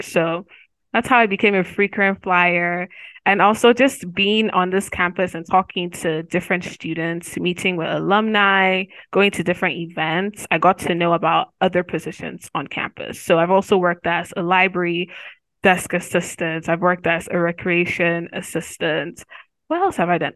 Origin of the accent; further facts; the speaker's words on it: Nigeria; moved away as an adult; also born or lived in Nigerian black woman; now in Missouri, United States; I'm from Nigeria